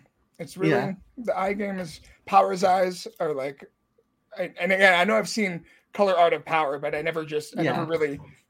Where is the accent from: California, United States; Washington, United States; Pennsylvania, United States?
Washington, United States; I'm from Washington too.